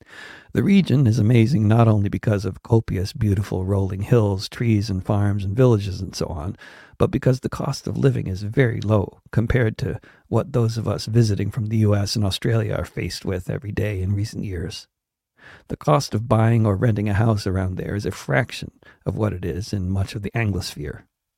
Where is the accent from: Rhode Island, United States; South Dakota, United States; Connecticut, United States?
Connecticut, United States; as with the house I grew up in Connecticut, there was one room that was always warm